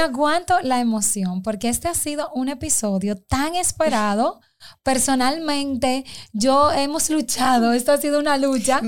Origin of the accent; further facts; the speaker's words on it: Dominican Republic; como mujer y como dominicana